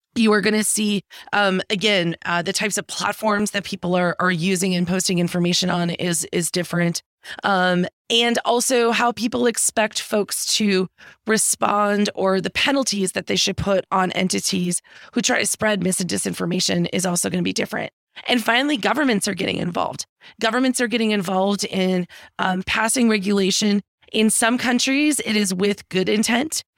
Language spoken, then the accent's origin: English; Green Bay, Wisconsin, United States; moved away as an adult; also born or lived in Washington, D.C.; I'm from Green Bay, Wisconsin originally, which is in the middle of the, the country up in the Great Lakes area.